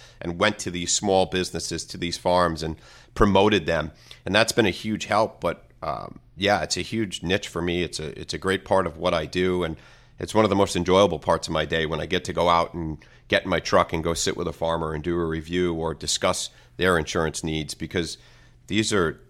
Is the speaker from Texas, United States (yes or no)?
no; Copiague, New York, United States; now in Baiting Hollow, United States; I grew up west. I grew up in Copeg, right on the Nassau-Suffolk border. And until I moved east, I now live in Bating Hollow.